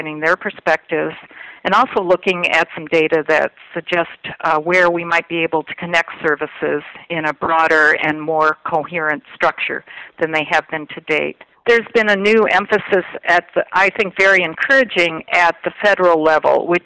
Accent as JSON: {"language": "English", "region": "Illinois", "country": "United States", "said": "the state of Illinois, my home state"}